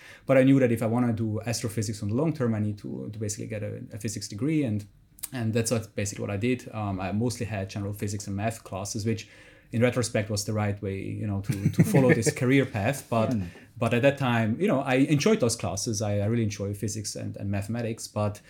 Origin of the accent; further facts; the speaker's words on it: Zurich, Switzerland; English is a second language; close to Zurich, in the countryside of Zurich. And so, yeah, that's where basically I started this passion and this dream.